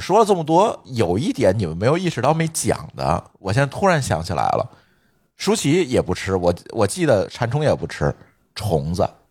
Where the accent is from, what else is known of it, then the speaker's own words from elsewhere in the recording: northern China, China; 在咱北方